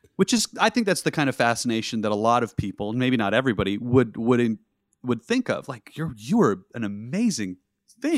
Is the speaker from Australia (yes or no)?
no; Southwest, United States; I'm from the Southwest.